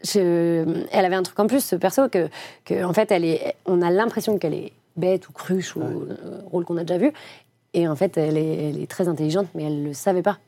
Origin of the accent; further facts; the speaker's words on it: Lyon, Auvergne-Rhône-Alpes, France; moved away; also born or lived in Paris; je viens de Lyon